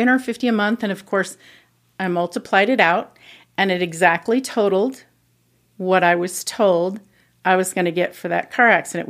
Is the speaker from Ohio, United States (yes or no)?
yes; Mansfield, Ohio, United States; I am from Mansfield, Ohio.